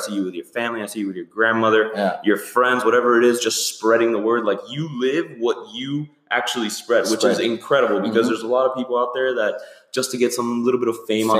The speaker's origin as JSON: {"language": "English", "town": "Miami", "region": "Florida", "country": "United States", "said": "oh, where are you from? Like, Miami. And they're like, Ohio. I'm like, no, Florida."}